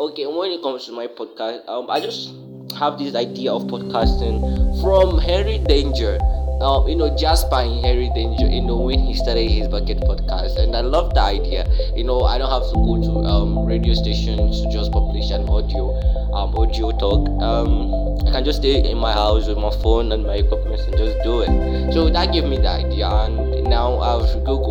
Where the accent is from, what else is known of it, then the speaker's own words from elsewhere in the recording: Nigeria; I'm from Nigeria, you know, that's the western part of Africa